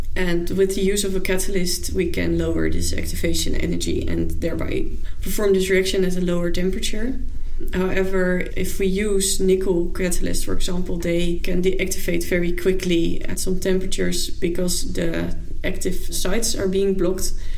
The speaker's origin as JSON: {"language": "English", "town": "Zwolle", "region": "Overijssel", "country": "Netherlands", "also_born_or_lived": "Amsterdam", "moved": "yes", "lives_now": "Utrecht, Netherlands", "said": "I'm originally from Zwolle"}